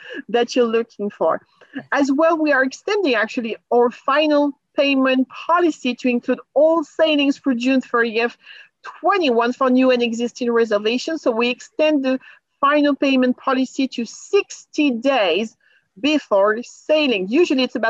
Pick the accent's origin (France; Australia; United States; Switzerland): France; moved away; I'm from France